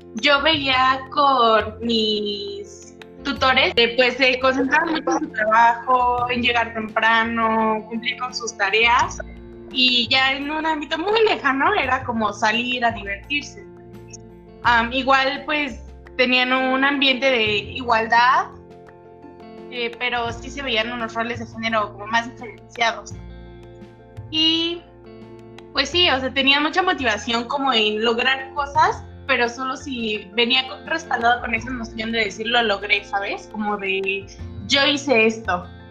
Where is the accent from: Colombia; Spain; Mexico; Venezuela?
Mexico; viviendo pues, como mexicanos